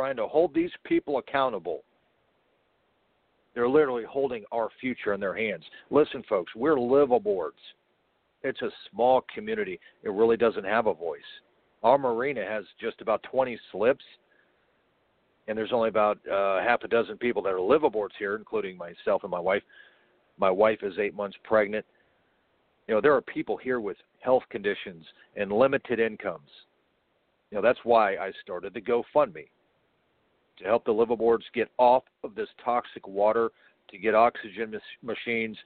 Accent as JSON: {"language": "English", "town": "Port St. Lucie", "region": "Florida", "country": "United States", "tie": "born or raised there", "said": "my hometown of St. Lucie, back in the 80s, when I was a boy, growing up surfing and fishing here in Florida, on the Indian River"}